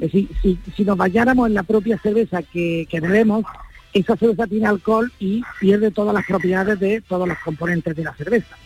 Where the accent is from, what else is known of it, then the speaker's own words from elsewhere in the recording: Granada, Andalusia, Spain; yo soy granadino, mi mujer es gaditana